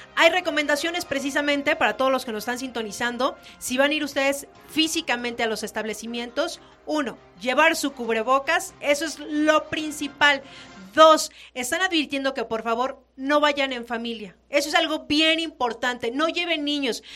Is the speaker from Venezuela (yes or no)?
no; Mexico